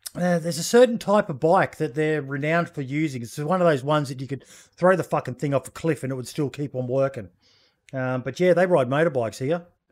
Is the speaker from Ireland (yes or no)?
no; Australia; being an Aussie